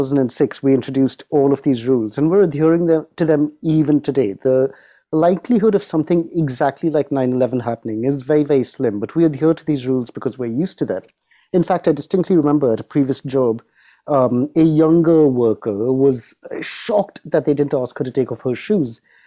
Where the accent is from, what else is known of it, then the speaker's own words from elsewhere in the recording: United Kingdom; as a Brit